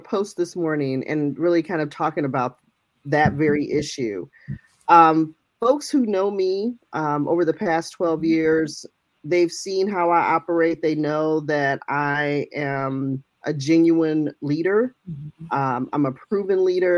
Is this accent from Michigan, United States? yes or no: yes; Michigan, United States; moved away as an adult; now in Elgin, United States; I'm born and raised in Michigan.